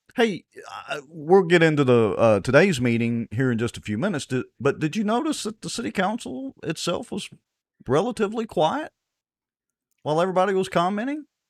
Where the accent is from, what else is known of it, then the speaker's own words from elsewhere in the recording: Ruston, Louisiana, United States; I'm graduated from Ruston High